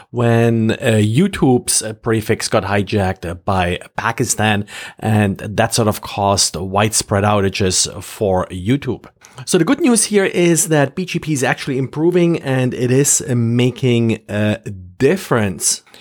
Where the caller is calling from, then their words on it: Jacksonville, Florida, United States; I'm recording from Jacksonville, Florida.